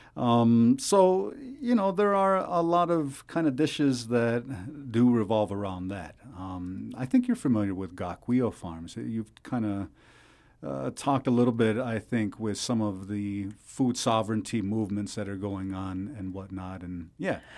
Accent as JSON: {"language": "English", "area": "Seneca Nation", "region": "New York", "country": "United States", "said": "I'm from the Seneca Nation"}